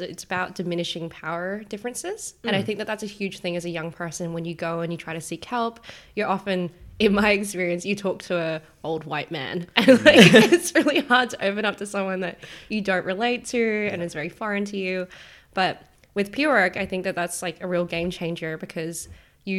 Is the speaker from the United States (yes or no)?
no; Perth, Western Australia, Australia; now in Melbourne, Australia; So I'm in Melbourne at the moment, but I'm originally from Perth.